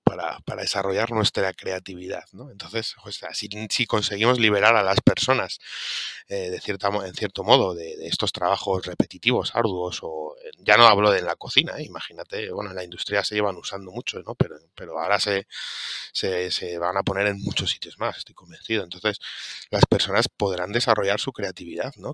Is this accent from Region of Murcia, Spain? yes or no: no; Madrid, Community of Madrid, Spain; yo soy de Madrid